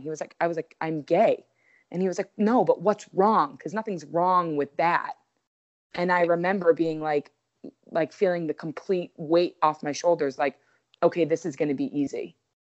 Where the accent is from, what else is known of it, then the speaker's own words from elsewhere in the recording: Waltham, Massachusetts, United States; also born or lived in Connecticut; I'm from Waltham. So, I lived fifteen minutes from my actual home